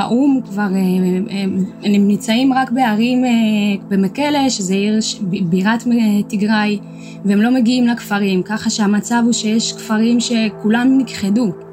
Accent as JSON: {"language": "Hebrew", "town": "Shire", "region": "Tigray", "country": "Ethiopia", "tie": "born or raised there", "moved": "yes", "lives_now": "Israel", "said": "בשירה, בעיר הולדתי בתיגראי"}